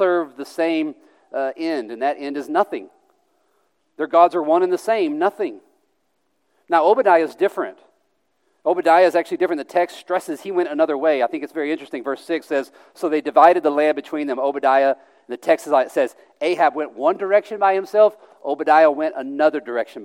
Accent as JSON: {"language": "English", "region": "the Bible Belt", "country": "United States", "tie": "born or raised there", "moved": "yes", "said": "I grew up in the Bible Belt"}